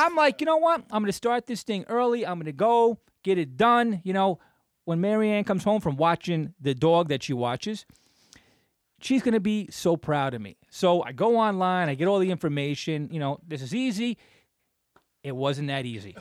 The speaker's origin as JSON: {"language": "English", "town": "Clifton", "region": "New Jersey", "country": "United States", "tie": "born or raised there", "said": "growing up in Clifton"}